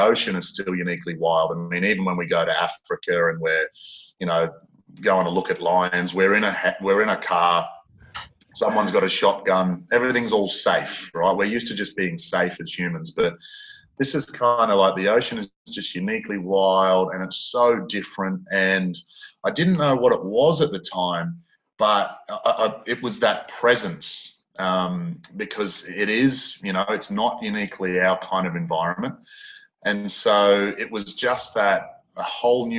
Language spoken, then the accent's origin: English; North Queensland, Australia; moved away; I'm from North Queensland originally.